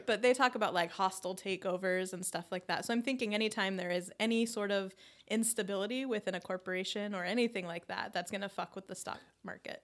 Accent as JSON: {"language": "English", "region": "Arizona", "country": "United States", "tie": "born or raised there", "said": "growing up in Arizona"}